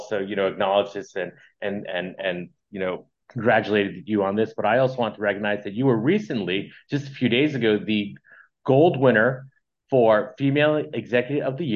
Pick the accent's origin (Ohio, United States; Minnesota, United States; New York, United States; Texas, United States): New York, United States; I'm from New York